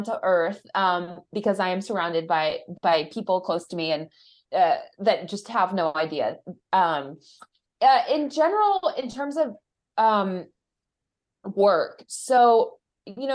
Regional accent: United States; I'm American

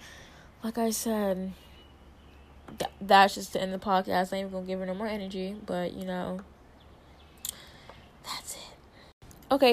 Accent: Hawaii, United States; And it's because, you know, I did that because I'm Hawaiian. Like, no, that doesn't make sense. Like, because, you know, I'm a Hawaiian, you know, that's what we do.

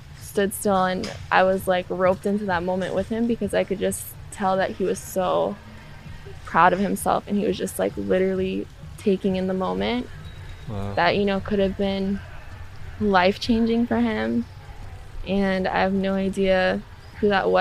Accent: United States; So I'm Native American. I grew up on a reservation

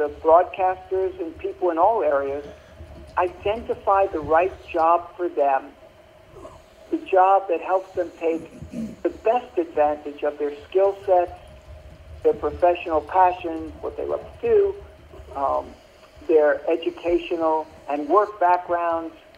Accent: New York City, New York, United States; I grew up in Brooklyn, New York

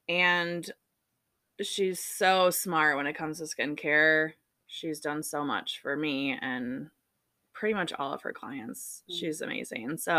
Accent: Michigan, United States; we're from Michigan

